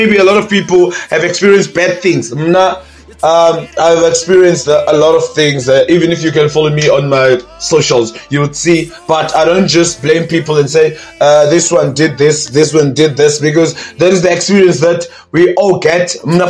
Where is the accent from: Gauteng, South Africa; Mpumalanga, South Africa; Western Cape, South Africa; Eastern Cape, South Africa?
Eastern Cape, South Africa; While when I'm from Eastern, when I go back to Eastern Cape, I would see Zulu people at Walter Sisulu